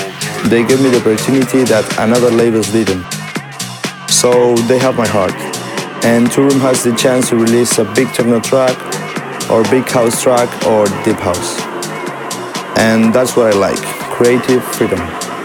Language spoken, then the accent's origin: English; Buenos Aires, Argentina; I am from Buenos Aires in Argentina.